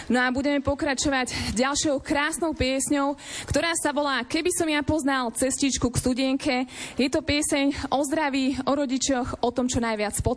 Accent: Skalité, Žilina Region, Slovakia; som heligonkárka, speváčka zo Skalitého

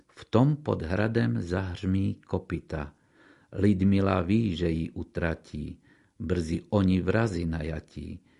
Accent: Košice, Košice Region, Slovakia; som Košičan

